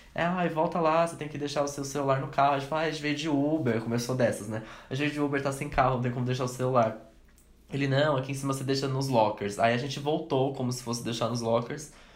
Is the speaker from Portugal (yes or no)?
no; Brazil; a gente é brasileiro